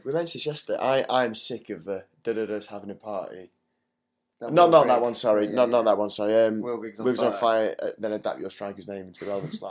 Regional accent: England, United Kingdom; we, as English fans ourselves and fans of English teams

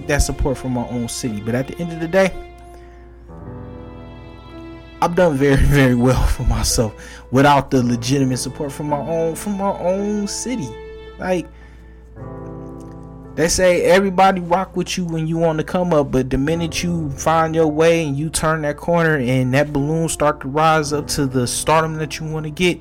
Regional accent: Detroit, Michigan, United States; I'm gonna be from Detroit

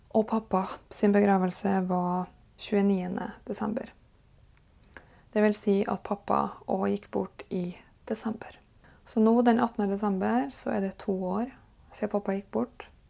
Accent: Kristiansund, Møre og Romsdal, Norway; born or raised there; moved away

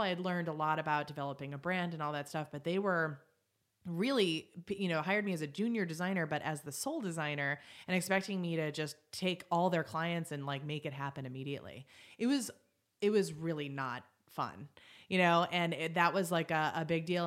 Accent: Boston, Massachusetts, United States; moved away as an adult; also born or lived in upstate New York; I was from Boston

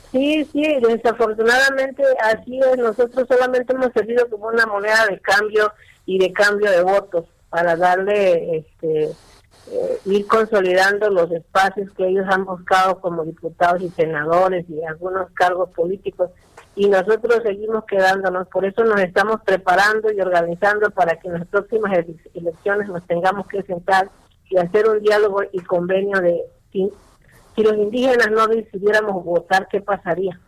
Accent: Mexico; nosotros somos mexicanos

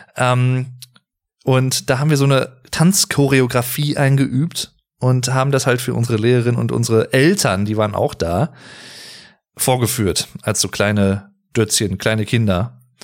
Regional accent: North Rhine-Westphalia, Germany; ich wohne, lebe und bin schon immer hier gewesen in Nordrhein-Westfalen, in NRW

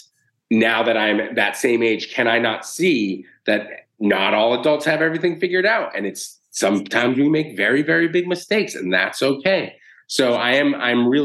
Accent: Boston, Massachusetts, United States; moved away as an adult; also born or lived in San Francisco; now in New York City, United States; we grew up in inner city Boston

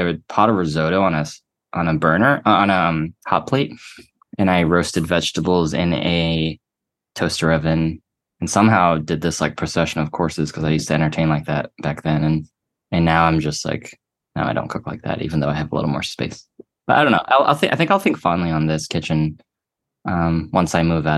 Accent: Atlanta, Georgia, United States; moved away; going back home to Atlanta

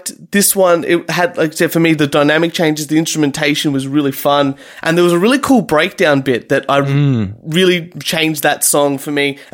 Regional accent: Reservoir, Victoria, Australia; my hometown of Reservoir here

